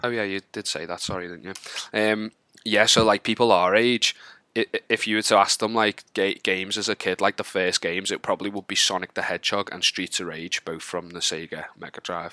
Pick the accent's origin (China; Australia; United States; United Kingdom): United Kingdom; Wallasey, North West England; also born or lived in Liverpool; I'm from a town called Wallasey, just outside of Liverpool.